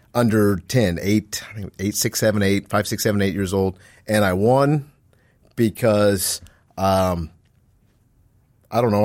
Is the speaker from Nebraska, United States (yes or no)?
yes; Omaha, Nebraska, United States; moved away; also born or lived in Waterloo, Iowa; I grew up in Nebraska, in Omaha